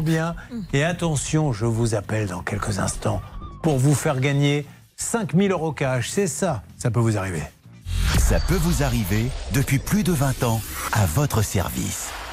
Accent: Bordeaux, Nouvelle-Aquitaine, France; quand on est bordelais

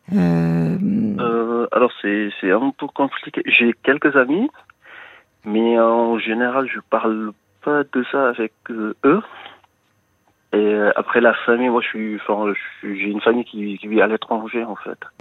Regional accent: Senegal; also born or lived in Brittany; now in France

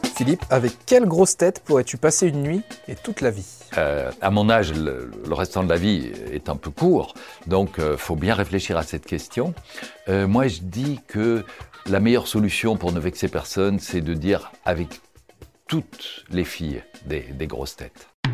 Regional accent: Brussels, Brussels-Capital Region, Belgium; Je suis né à Bruxelles, j'y vis, j'y travaille.

